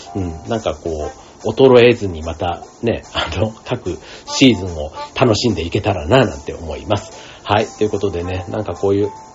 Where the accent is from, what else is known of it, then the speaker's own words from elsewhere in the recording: Japan; 日本でずっと生まれ育ってたりする